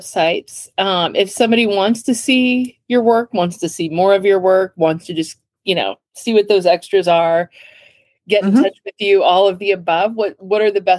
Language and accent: English; Indiana, United States; they'll know that I'm from Indiana.